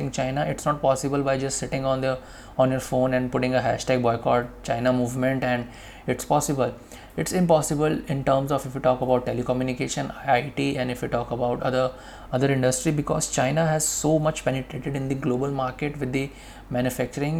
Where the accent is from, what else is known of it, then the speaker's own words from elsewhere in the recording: India; we as an Indian